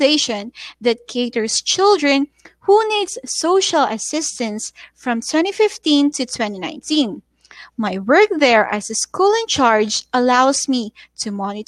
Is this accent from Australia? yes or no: no; Davao City, Davao Region, Philippines; coming all the way from Davao City, Philippines